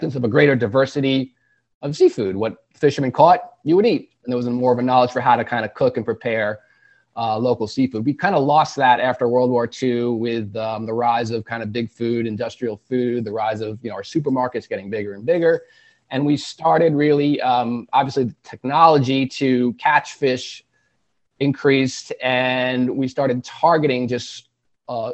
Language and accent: English; North Shore of Long Island, New York, United States; I grew up on the North Shore of Long Island, a mile from the water